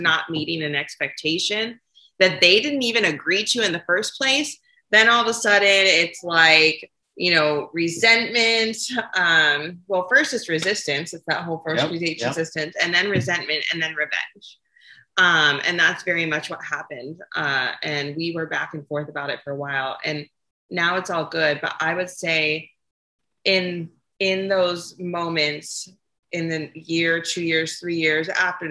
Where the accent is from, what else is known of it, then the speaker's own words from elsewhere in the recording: California, United States; So I grew up in California, and I did not grow up in a very modest household